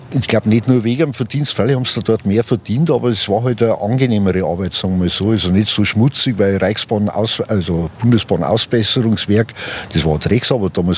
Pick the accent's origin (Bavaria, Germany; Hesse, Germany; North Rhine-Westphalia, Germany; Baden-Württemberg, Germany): Bavaria, Germany; Ingolstadt; Ich bin gebürtiger Ingolstädter, ja, gleich nach dem Krieg, also Nachkriegskind, Jahrgang 47. Und habe eigentlich die Stadt im Aufbau gesehen